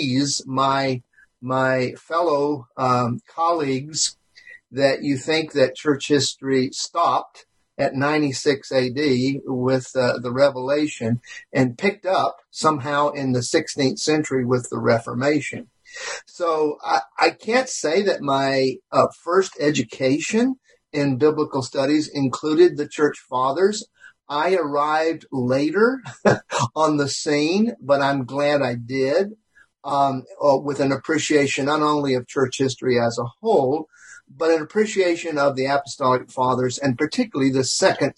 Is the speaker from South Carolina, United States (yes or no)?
yes; South Carolina, United States; accent: Southern; I grew up in South Carolina